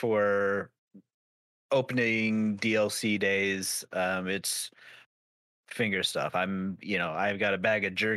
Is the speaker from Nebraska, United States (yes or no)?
no; Idaho, United States; I'm from Idaho